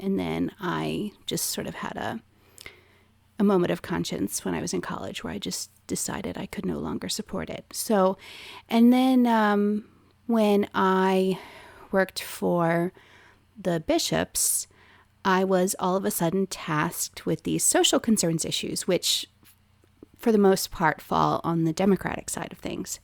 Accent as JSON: {"language": "English", "region": "Maryland", "country": "United States", "tie": "born or raised there", "said": "I was a conservative person growing up in a liberal state"}